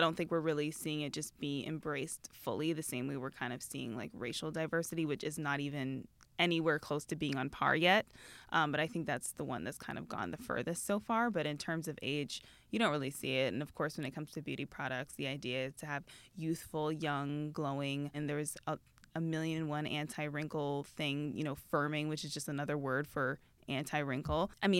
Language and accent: English; Canada; moved away; I am Canadian.